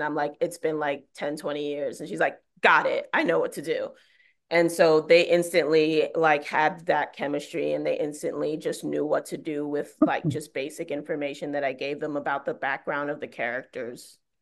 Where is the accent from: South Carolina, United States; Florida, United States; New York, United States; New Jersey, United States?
New York, United States; New York City; I'm from Bed-Stuy, so I've, like, grown up in the subway system